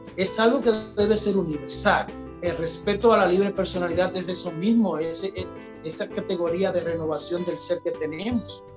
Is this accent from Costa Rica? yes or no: no; Dominican Republic; nosotros como dominicanos